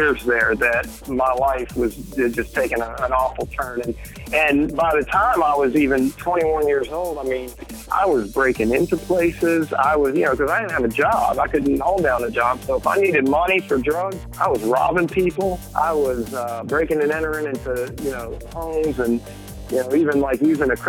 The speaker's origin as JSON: {"language": "English", "town": "Lexington", "region": "North Carolina", "country": "United States", "said": "I'm from Lexington, North Carolina"}